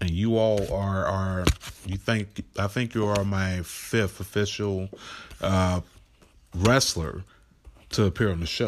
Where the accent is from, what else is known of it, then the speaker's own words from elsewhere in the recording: Florida, United States; also born or lived in Nashville; now in Cleveland, United States; Now, myself, I was born and raised in South Florida, Palm Beach County. Stayed a little bit all over Florida, but born and raised there my whole life.